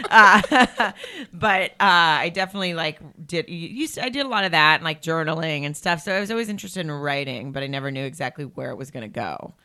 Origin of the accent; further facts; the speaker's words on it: Farmington, Arkansas, United States; moved away as an adult; now in Los Angeles, United States; I grew up in Arkansas